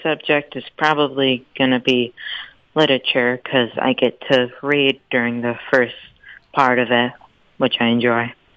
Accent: northeast Georgia, United States; also born or lived in Atlanta; I grew up in in in Georgia on a small farm in, in northeast Georgia, near on the other side of Athens

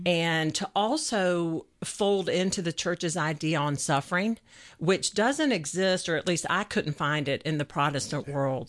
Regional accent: Atlanta, Georgia, United States; I was raised here in Atlanta.

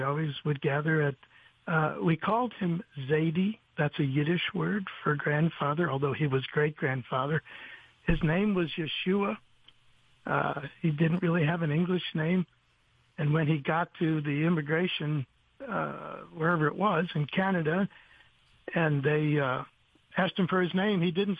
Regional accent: United States; Growing up in the United States with an American family, we would observe those rules, but sometimes with variations.

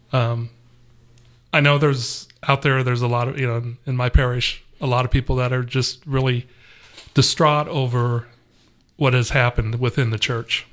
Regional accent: Los Angeles, California, United States; moved away as an adult; also born or lived in Texas; now in Atlanta, United States; I'm originally from Los Angeles, and we had moved from Los Angeles basically mm. uh, through Texas to here

